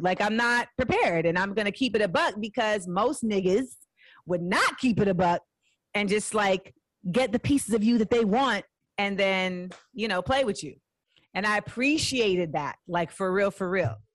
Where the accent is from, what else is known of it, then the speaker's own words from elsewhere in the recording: Orlando, Florida, United States; moved away as an adult; also born or lived in Inglewood, California / San Fernando Valley, California / New York; I lived in LA till I was 8 mm-hmm. uh, then I moved to Orlando. So that's where I spent my like formative years mm-hmm. in Orlando until I was 18